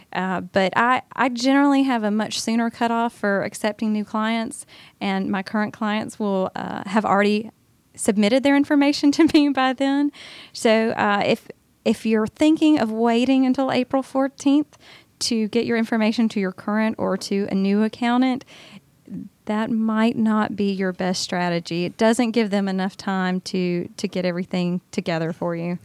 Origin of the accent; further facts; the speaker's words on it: Augusta, Georgia, United States; moved away as an adult; now in Atlanta, United States; my hometown of Augusta